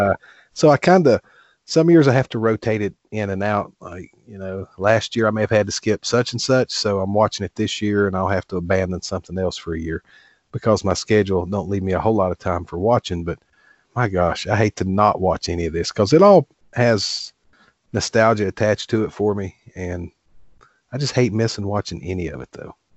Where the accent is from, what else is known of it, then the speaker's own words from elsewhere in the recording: Appalachian Mountains, United States; I grew up here in the Appalachian Mountains